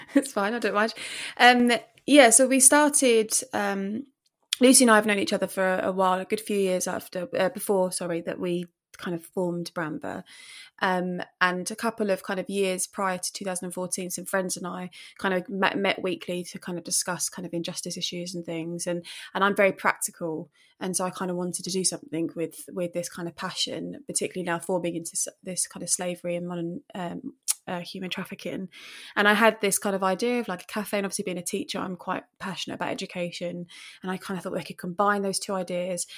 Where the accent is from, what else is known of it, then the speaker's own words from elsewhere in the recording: Romford, London, United Kingdom; now in Eastbourne, United Kingdom; I'm originally from Romford in Essex or London, depending who you talk